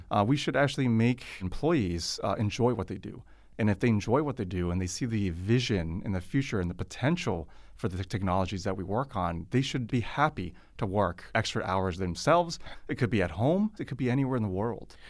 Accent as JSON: {"language": "English", "area": "Silicon Valley", "region": "California", "country": "United States", "moved": "yes", "lives_now": "China", "said": "I come from Silicon Valley"}